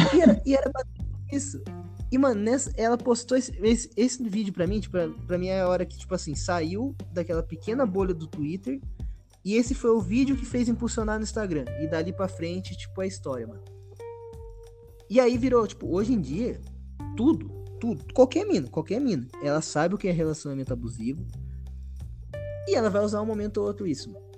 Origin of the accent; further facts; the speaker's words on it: Brazil; eu nasci aqui no Brasil